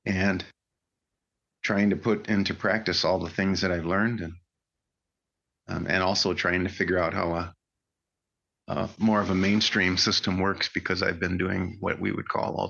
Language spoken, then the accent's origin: English; Chicago, Illinois, United States; moved away; I grew up in the Midwest. My grandfather relocated to Chicago in the 1930s. And so I grew up there